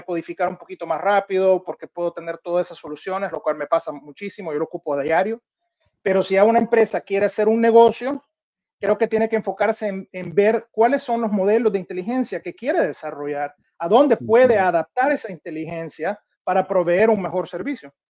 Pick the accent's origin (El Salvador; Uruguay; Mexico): El Salvador; moved away; also born or lived in Minneapolis, United States; yo siendo salvadoreño, la realidad siempre quería poder regresar a mi país